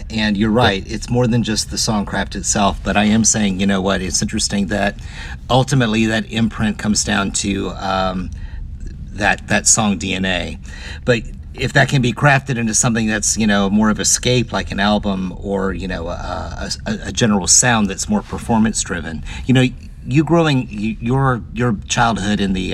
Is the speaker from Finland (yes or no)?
no; Hampton, Virginia, United States; with Hampton being my hometown